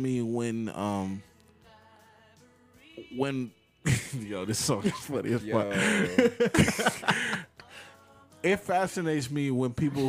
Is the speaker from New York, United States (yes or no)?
yes; New York City, New York, United States; As a New Yorker